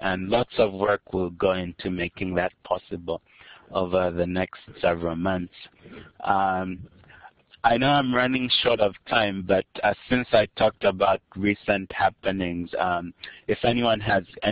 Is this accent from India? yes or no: no; Kitwe, Copperbelt Province, Zambia; also born or lived in United States; I grew up in Zambia